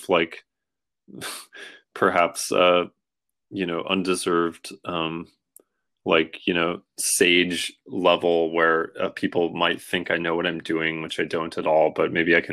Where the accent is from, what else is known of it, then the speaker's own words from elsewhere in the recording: Washington, United States; now in New York, United States; I moved from Washington State, from like the island where I grew up, to like New York